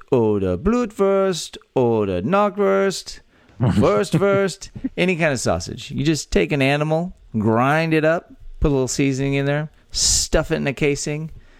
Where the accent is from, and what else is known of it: Texas, United States; born or raised there